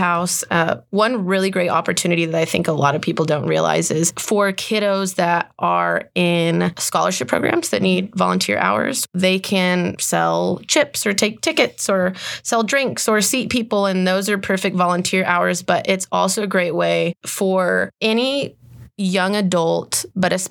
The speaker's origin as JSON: {"language": "English", "town": "Midland", "region": "Texas", "country": "United States", "tie": "born or raised there", "said": "I grew up in Midland, and I grew up going and seeing shows"}